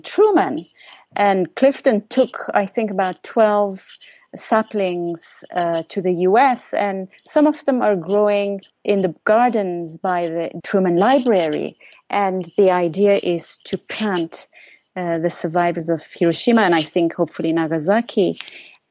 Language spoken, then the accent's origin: English; Iran; moved away; I'm originally from Iran